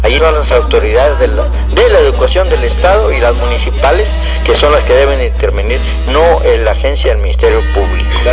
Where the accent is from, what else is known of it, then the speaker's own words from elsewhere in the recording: Río Bravo, Tamaulipas, Mexico; aquí somos de Río Bravo